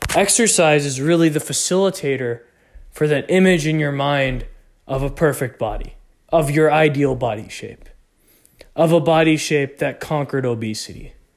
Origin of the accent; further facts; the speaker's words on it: Texas, United States; I grew up in Texas.